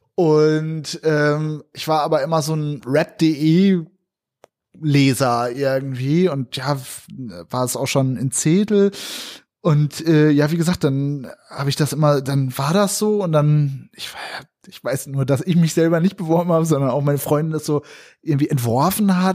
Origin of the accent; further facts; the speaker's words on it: Northern Germany, Germany; moved away as an adult; now in Berlin, Germany; ich komme ja aus Norddeutschland